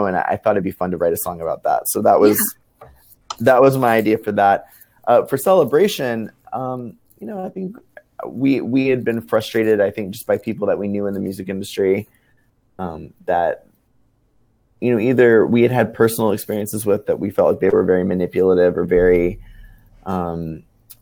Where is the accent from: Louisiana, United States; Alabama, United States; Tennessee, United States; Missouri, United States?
Louisiana, United States; New Orleans; my growing up in New Orleans